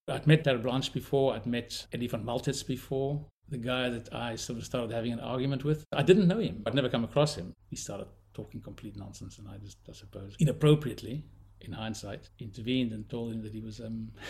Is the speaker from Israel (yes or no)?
no; South Africa; I'm South African, born in South Africa, grew up there, went to film school there, and ultimately ended up as a cinematographer